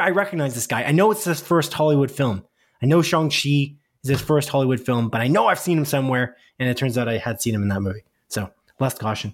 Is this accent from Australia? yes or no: no; Canada; We live in Canada, if you didn't know that, listener. We're Canadian here on Split Focus